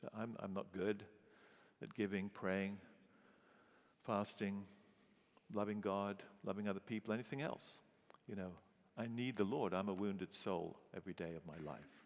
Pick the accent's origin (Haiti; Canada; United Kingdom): United Kingdom; England; moved away as an adult; also born or lived in St. Louis; being English